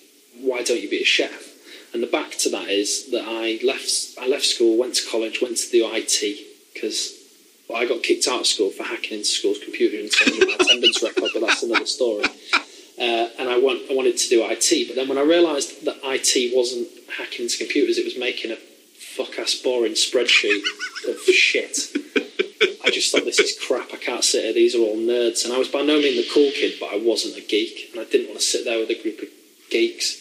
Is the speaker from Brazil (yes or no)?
no; the north of England, United Kingdom; moved away; I was from the north